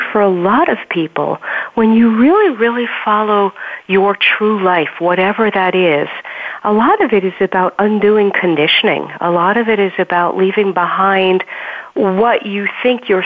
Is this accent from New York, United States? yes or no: yes; New York City, New York, United States; born or raised there